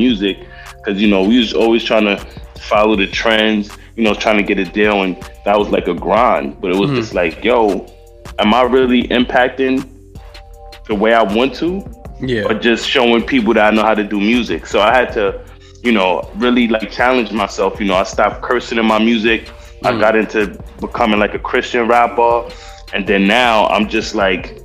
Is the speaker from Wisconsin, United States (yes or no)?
no; New York City, New York, United States; being from the Bronx and growing up in the Bronx with all the stuff I've seen growing up